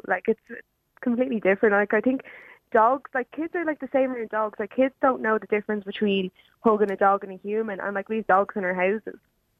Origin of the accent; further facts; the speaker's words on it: Jobstown, Leinster, Ireland; I'm actually from Jobstown, but my mom made me speak proper.